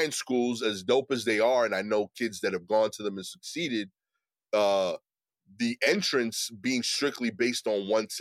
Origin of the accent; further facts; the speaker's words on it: New York City, New York, United States; as an East New York dude